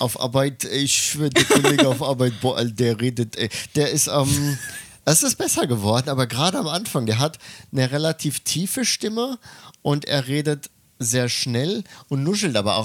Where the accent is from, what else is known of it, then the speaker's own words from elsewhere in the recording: Germany; moved away as an adult; now in Tokyo, Japan; ich bin ja kein Muttersprachler, ich bin ja Deutscher